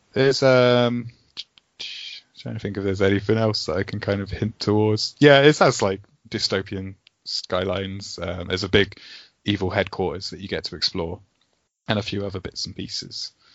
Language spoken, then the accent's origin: English; West Country, South West England, United Kingdom; accent: West Country; we're all from the West Country, from like Southwest right. England, so we've all got these farmer accents